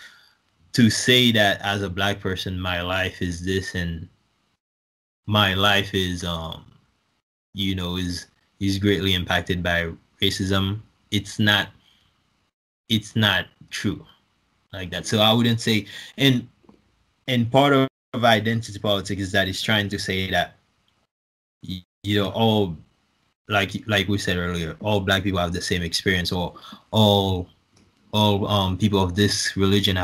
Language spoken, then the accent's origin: English; Haiti; now in United States; I'm originally from Haiti